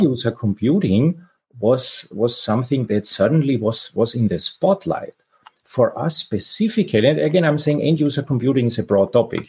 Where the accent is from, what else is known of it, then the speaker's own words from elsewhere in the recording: Austria; moved away as an adult; now in San Francisco Bay Area, United States; I'm originally from Austria, but have been living in the San Francisco Bay Area for for quite a while